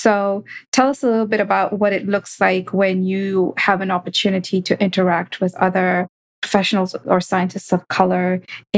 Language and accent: English; Kenya; growing up in Kenya, we would refer to natural spaces as the bush